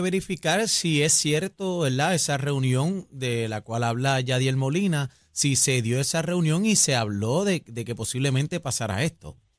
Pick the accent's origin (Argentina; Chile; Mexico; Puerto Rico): Puerto Rico; nosotros como boricua